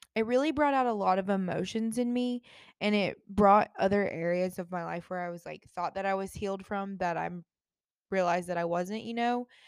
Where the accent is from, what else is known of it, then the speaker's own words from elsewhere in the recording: Jacksonville, Florida, United States; moved away; I grew up in Jacksonville